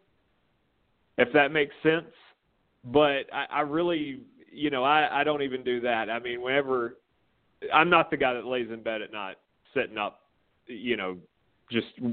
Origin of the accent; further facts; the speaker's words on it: Corner, Alabama, United States; I grew up in Corner, Alabama